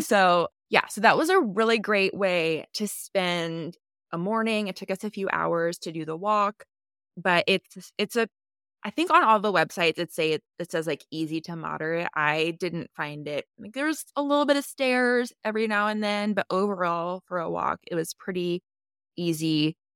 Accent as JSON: {"language": "English", "country": "United States", "said": "I'm an American"}